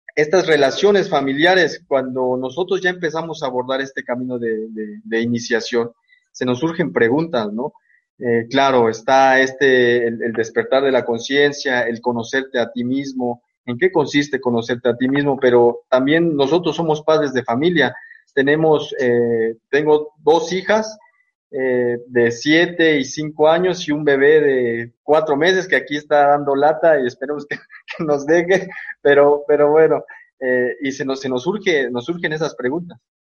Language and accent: Spanish; Mexico; now in Uruapan, Mexico; soy de México, estoy aquí en Uruapan, Michoacán